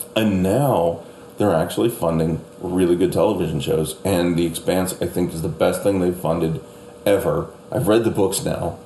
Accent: Canada; moved away as an adult; now in United States; I'm Canadian

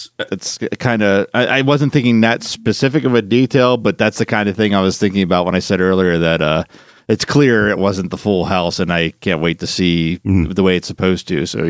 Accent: Philadelphia, Pennsylvania, United States; I'm originally from Philadelphia.

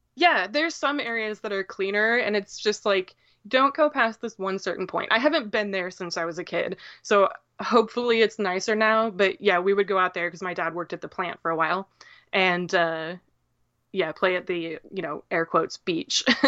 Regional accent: Downs, Illinois, United States; I am from central Illinois

